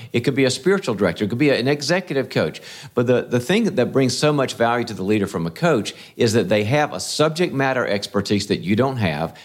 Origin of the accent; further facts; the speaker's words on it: North Carolina, United States; moved away; also born or lived in California; when I was raised in the South, in North Carolina